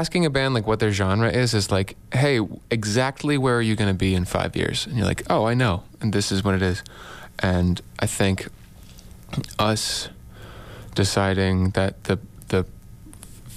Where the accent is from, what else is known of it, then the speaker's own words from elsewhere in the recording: New Jersey, United States; also born or lived in Massachusetts; now in Boston, United States; I'm originally from New Jersey